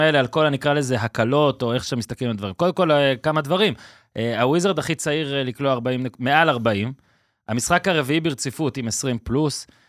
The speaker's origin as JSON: {"language": "Hebrew", "country": "Israel", "said": "אנחנו כישראלים"}